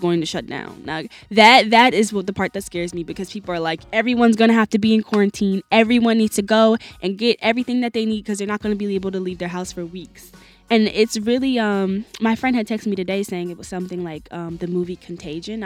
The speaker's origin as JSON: {"language": "English", "region": "New Jersey", "country": "United States", "said": "I'm from South Jersey, and it's all the way in South. Like, I live about 15 minutes from Rowan University"}